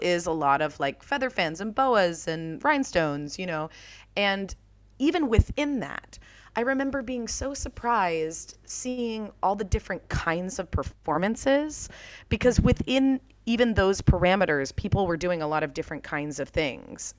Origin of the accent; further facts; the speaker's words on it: Jacksonville, Florida, United States; moved away as an adult; also born or lived in New York; where I grew up in Jacksonville, Florida